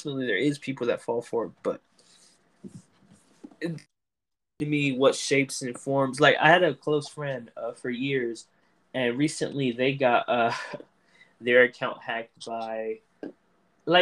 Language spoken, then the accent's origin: English; North Carolina, United States; I was born in North Carolina